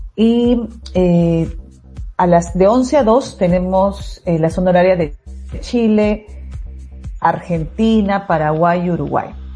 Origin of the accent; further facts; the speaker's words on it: Peru; soy de, de Perú, el código es más 51